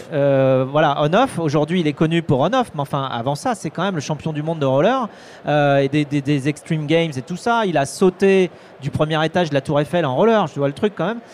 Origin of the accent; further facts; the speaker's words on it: Vendée, Pays de la Loire, France; je suis vendéen, tu vois, je suis j'ai grandi en Vendée entre des vaches et des moutons